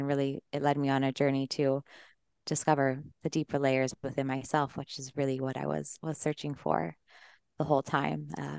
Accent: Colorado, United States; I'm originally from Colorado, and yeah, just grew up fairly normal life, I would say.

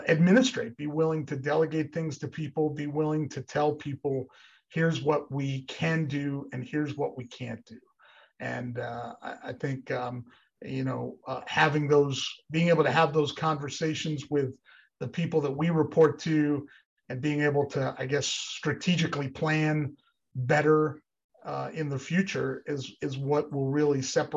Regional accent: Northeast Pennsylvania, United States; I grew up in Northeast Pennsylvania

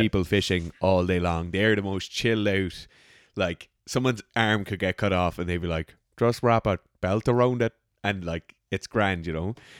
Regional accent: Ireland; I'm an Irish person hunting in Ireland

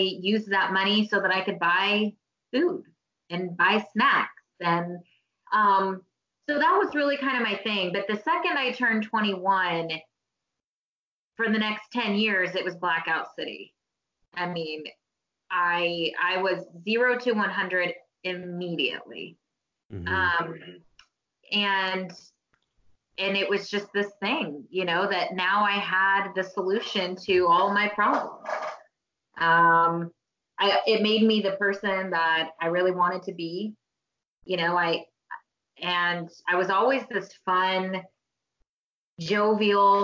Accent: Oklahoma, United States; I was born in Oklahoma

